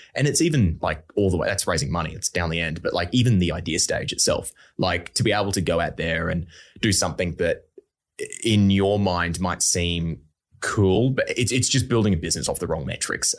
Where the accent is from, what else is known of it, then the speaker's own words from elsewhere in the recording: Brisbane, Queensland, Australia; I'm from Brisbane, um, I'm born and bred Australian, so, like, I've grown up here